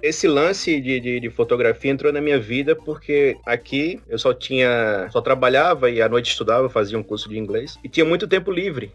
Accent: Northeast Region, Brazil; moved away as an adult; now in Canada; Eu sou nordestino

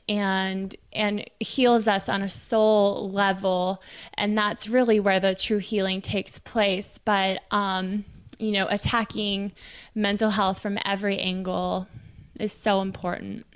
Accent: Silicon Valley, California, United States; I was raised in Silicon Valley

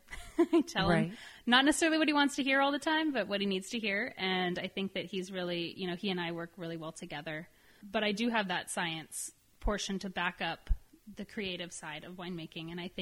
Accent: San Jose, California, United States; moved away as an adult; also born or lived in Davis / Healdsburg; now in Santa Rosa, United States; I definitely born and bred in San Jose and wanted to end up back in San Jose

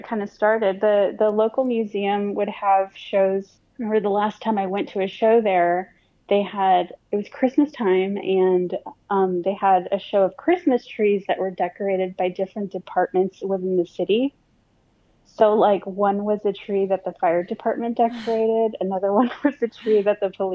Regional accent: Harlingen, Texas, United States; now in San Antonio, United States; I was born and raised in South Texas in an area called the Rio Grande Valley, which is the border of South Texas and Mexico. I grew up in a little town called Harlingen

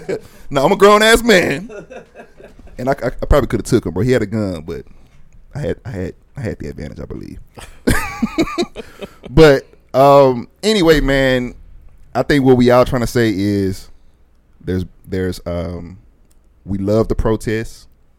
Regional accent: Dallas, Texas, United States; Yeah, I'm from Dallas.

